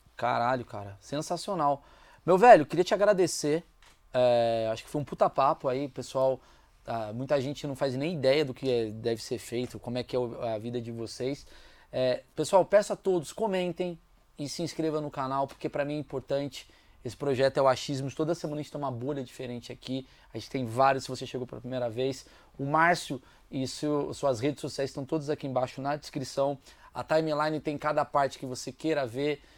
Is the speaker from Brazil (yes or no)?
yes; Brazil; eu sou brasileiro